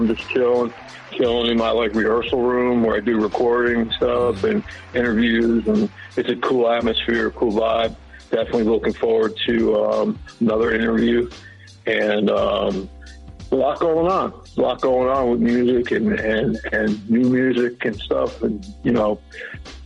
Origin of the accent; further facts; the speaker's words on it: West Milford, New Jersey, United States; moved away as an adult; also born or lived in Montville (Towaco / Pine Brook area), New Jersey / Clifton, New Jersey / San Diego, California / Raleigh, North Carolina; now in Clayton, United States; I grew up in West Milford.